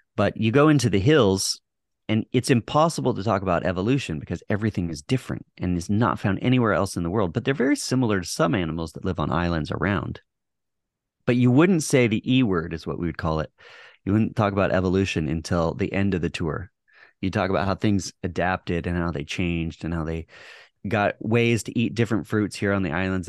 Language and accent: English; Texas, United States; moved away; also born or lived in Hawaii / Montana; I grew up in Texas